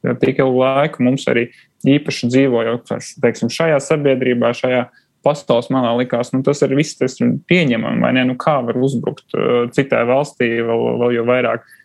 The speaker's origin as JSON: {"language": "Latvian", "region": "Riga", "country": "Latvia", "tie": "born or raised there", "also_born_or_lived": "Krāslava, Latvia", "said": "es nāku no Krasnodas. Mana liela, ja ne lielākā daļa no ģimenes tur ir dzimusi un, un arī joprojām dzīvo. Bet nu, pats es mācījos jau skolā Rīgā"}